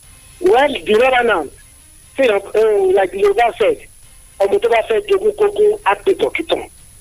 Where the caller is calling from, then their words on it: Nigeria; I'm calling from Adibe this morning.